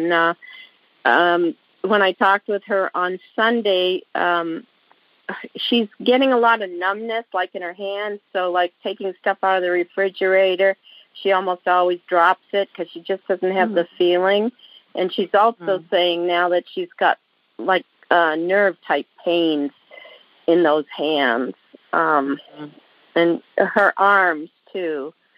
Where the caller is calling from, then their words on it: Alaska, United States; I'm calling from Alaska.